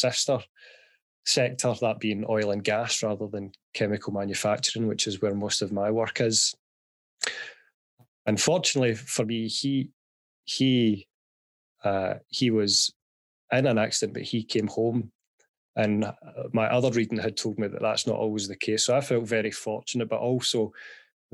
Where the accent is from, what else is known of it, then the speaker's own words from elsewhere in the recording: Glasgow, Scotland, United Kingdom; I was born and raised in Glasgow, as my dulcet tones will give away